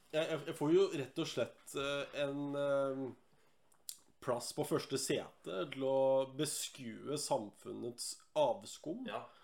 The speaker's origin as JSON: {"language": "Norwegian", "town": "Lillehammer", "region": "Innlandet", "country": "Norway", "said": "fra Lillehammer"}